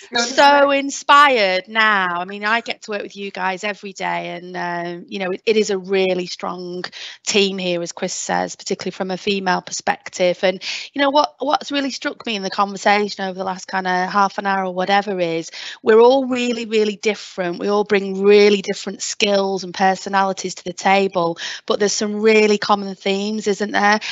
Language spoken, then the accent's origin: English; Lancashire, North West England, United Kingdom; accent: Lancashire; I can just go full belt Lancashire accent.